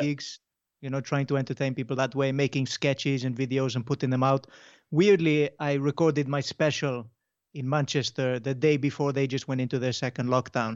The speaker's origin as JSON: {"language": "English", "area": "Mallorca", "region": "Balearic Islands", "country": "Spain", "tie": "born or raised there", "moved": "yes", "lives_now": "Wales, United Kingdom", "said": "So I grew up in Mallorca"}